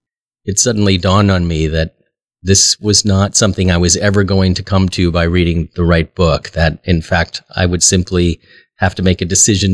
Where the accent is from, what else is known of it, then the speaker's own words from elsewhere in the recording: Omaha, Nebraska, United States; I was born here in Omaha and am a lifelong Episcopalian.